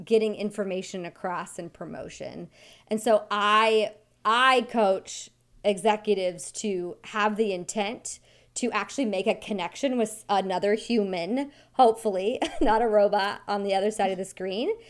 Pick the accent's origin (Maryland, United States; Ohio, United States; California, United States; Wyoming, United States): Wyoming, United States; I grew up in Wyoming